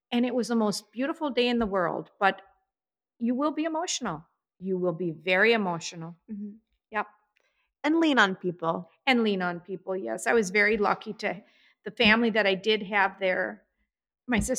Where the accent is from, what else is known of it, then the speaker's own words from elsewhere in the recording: New York City, New York, United States; I am a New Yorker. I saw a rat.